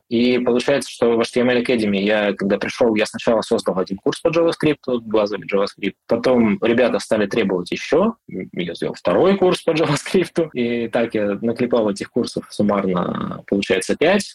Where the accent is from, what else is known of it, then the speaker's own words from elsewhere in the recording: Irkutsk Oblast, Russia; moved away as an adult; also born or lived in Moscow; Я из Сибири, я родом из Иркутска, ну, из Иркутской области